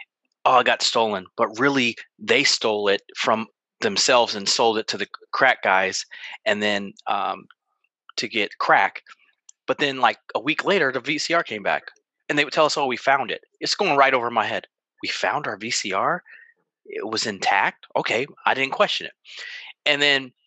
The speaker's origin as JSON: {"language": "English", "region": "Ohio", "country": "United States", "tie": "born or raised there", "also_born_or_lived": "Berkeley, California", "said": "When I moved back from the Bay Area in Berkeley, California, to Ohio"}